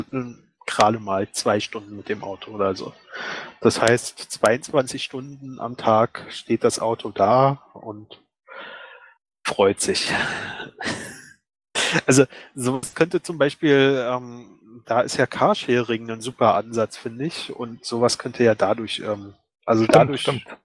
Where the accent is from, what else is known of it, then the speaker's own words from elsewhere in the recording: Berlin, Germany; also ich komme aus Berlin, ne?